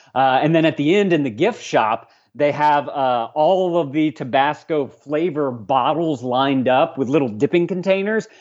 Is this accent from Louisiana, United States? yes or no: yes; Lafayette, Louisiana, United States; also born or lived in Tulsa, Oklahoma; I was born and raised in Lafayette, so I spent a good twenty-some-odd years here